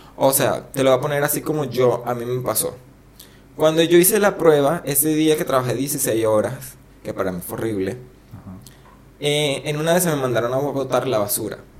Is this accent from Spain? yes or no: no; Venezuela; now in Argentina; soy venezolano